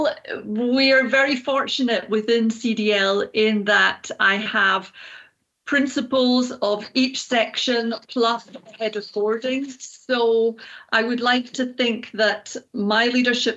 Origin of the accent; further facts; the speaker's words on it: Edinburgh, Scotland, United Kingdom; now in Switzerland; I was born in Edinburgh, Scotland, and I grew up in the city.